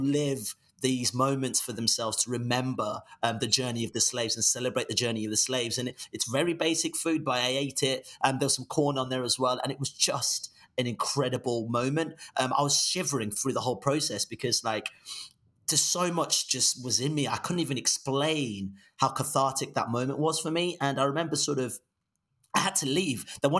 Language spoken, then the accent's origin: English; Nigeria; also born or lived in Nancy, France / England; So, you know, we grew up in Nigeria. We lived in France for a little bit. My dad was studying in Nancy for a bit in France. Moved back to Nigeria and then we moved to England.